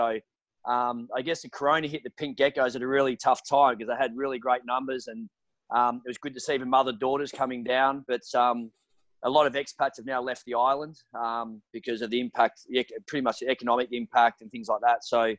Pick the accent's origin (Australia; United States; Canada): Australia; but traditionally we're Australian guys who have got a background in AFL